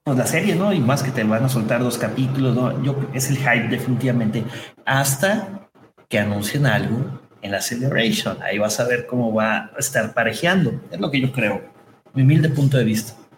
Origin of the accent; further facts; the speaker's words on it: Mexico; su servidor es nacido, manufacturado, nacido y criado en México